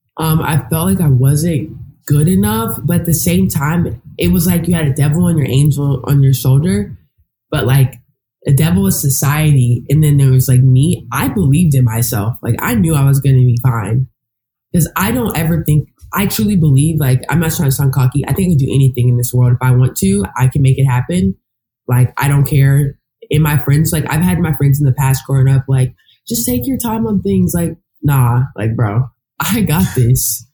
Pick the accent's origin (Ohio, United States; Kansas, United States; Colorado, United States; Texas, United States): Texas, United States; moved away as an adult; now in New York, United States; I worked at this lifetime in my hometown